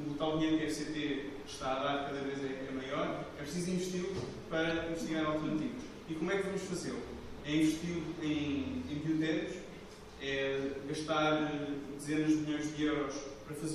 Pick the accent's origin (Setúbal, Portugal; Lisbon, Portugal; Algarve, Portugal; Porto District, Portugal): Lisbon, Portugal; pelo sotaque já perceberam sou de Lisboa.